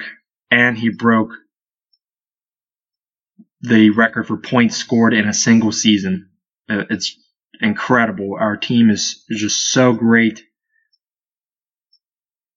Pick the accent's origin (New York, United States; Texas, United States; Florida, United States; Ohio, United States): Ohio, United States; Byesville; We're from Byesville, Ohio